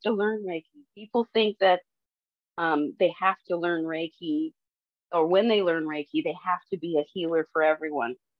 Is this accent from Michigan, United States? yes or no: yes; Detroit, Michigan, United States; moved away; I'm from Detroit